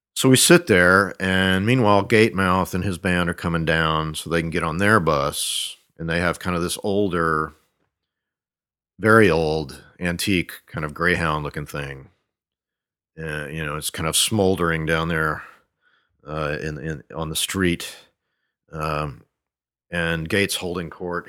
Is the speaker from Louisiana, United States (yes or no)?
yes; Monroe, Louisiana, United States; moved away as an adult; also born or lived in Shreveport, Louisiana / Ruston, Louisiana / Iowa; I was born in Shreveport and grew up in Monroe, which is about 800 miles east of there. Uh, also lived in a little town between those two called Ruston, uh, home of Louisiana Tech. Um, but didn't really leave North Louisiana until uh, I went to grad school in Iowa